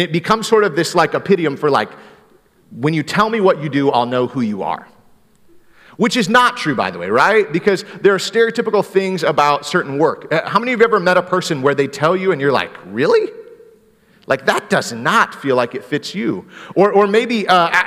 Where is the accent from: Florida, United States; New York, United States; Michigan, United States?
Michigan, United States; Greenville; growing up in Michigan, we have a lot of snow, and we had the city of Greenville, Michigan had this tow rope